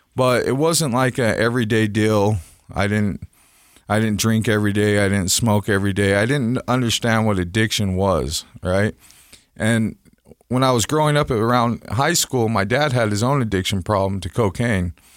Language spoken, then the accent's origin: English; Salt Lake City, Utah, United States; I grew up here in Salt Lake City